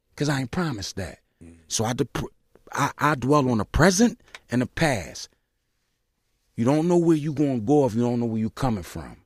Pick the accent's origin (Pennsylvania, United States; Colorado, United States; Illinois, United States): Pennsylvania, United States; Philadelphia; I'm from South Philly